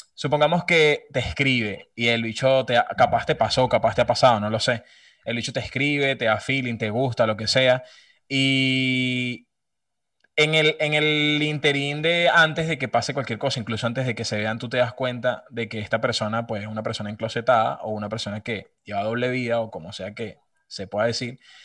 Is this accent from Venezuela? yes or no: yes; Venezuela; soy de Venezuela